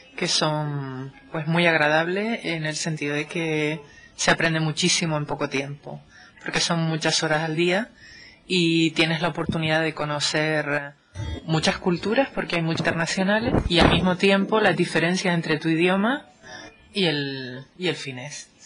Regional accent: Canary Islands, Spain; moved away as an adult; now in Finland; vengo de España concretamente del archipiélago canario

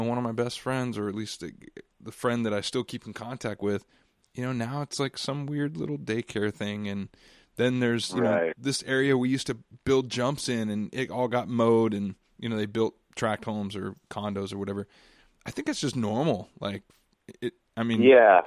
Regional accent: Costa Mesa, California, United States; I grew up in Costa Mesa, like Costa Mesa, Newport Beach

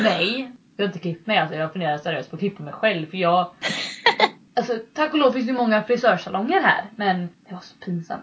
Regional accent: Sweden; moved away as an adult; now in United States

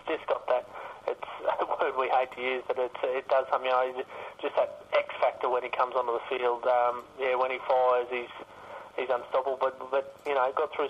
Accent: Queensland, Australia; as a Queenslander, I really wouldn't like to see him playing for New South Wales

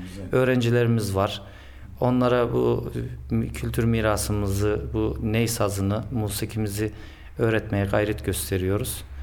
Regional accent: Ankara, Turkey; Ben Ankara'da doğdum, Ankara'da büyüdüm. E, ailemin asıl memleketi Konya. Zaman zaman gideriz.

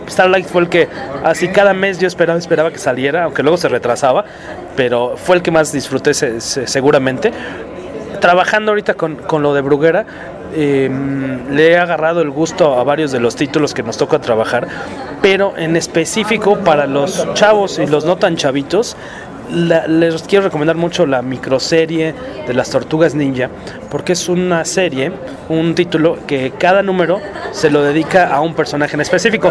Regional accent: Mexico; nuestro bello y catastrófico país

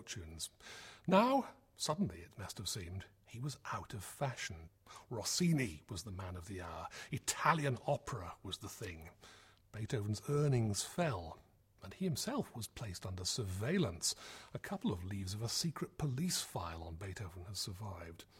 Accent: United Kingdom; as British listeners

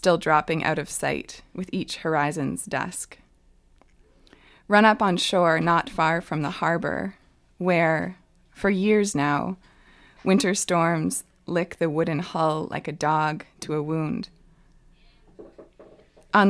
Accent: Ottawa, Ontario, Canada; now in Hazelton, Canada; I grew up mostly in Ottawa, in Ontario.

